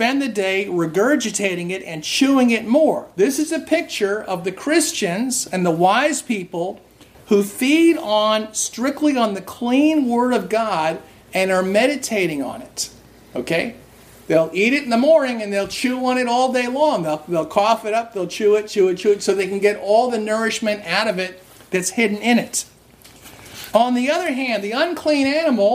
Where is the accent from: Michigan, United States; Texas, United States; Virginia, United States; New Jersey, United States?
New Jersey, United States; I grew up in New Jersey. Lots of Jewish people around here don't eat pork